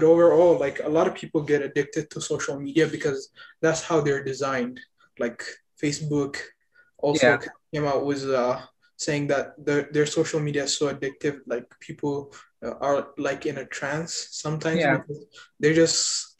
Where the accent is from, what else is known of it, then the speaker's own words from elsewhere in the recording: Ethiopia; moved away as an adult; now in United States; I've been in the US about 4 years. I'm originally from Ethiopia.